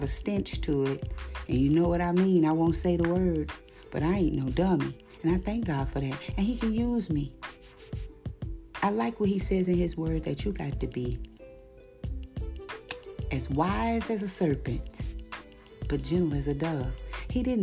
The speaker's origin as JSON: {"language": "English", "town": "White Castle", "region": "Louisiana", "country": "United States", "tie": "born or raised there", "also_born_or_lived": "Bayou Goula, Louisiana / Baton Rouge, Louisiana", "said": "I grew up in White Castle, Louisiana, where everybody didn't take no mess"}